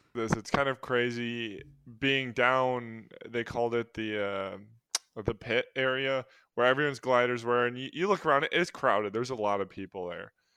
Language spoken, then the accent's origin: English; Milwaukee, Wisconsin, United States; we're all from the Milwaukee area